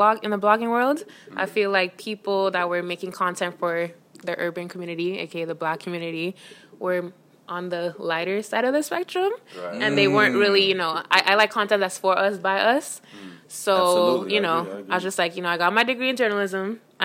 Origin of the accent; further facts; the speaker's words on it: Miami, Florida, United States; I was born in Miami